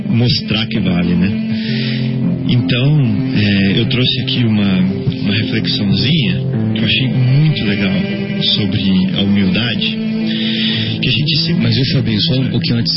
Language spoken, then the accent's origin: Portuguese; Barbacena, Minas Gerais, Brazil; also born or lived in Santa Rita do Sapucaí; quando eu era criança, lá em Barbacena.